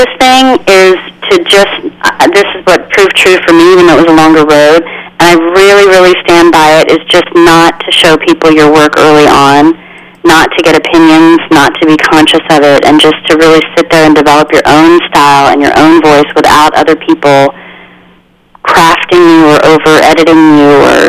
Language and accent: English; Midland, Texas, United States; born there; I was born in Midland, Texas, so there's that.